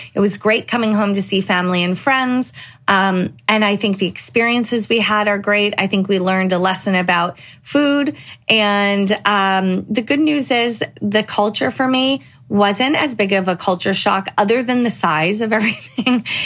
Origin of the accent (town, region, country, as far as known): United States; born or raised there; moved away as an adult; now in Italy